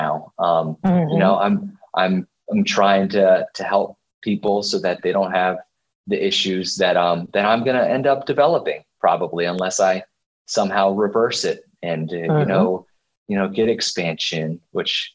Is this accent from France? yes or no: no; Dover, Delaware, United States; I grew up in Dover, Delaware